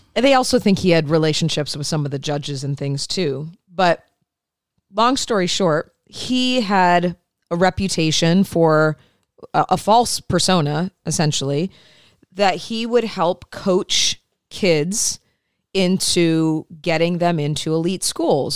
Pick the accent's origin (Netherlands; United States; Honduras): United States; Midwest; moved away; I grew up in the Midwest